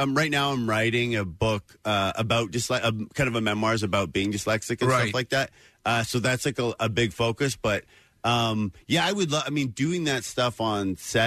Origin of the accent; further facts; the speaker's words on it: Oshawa, Ontario, Canada; I'm from Oshawa, Ontario, which is a big, Lindros played there.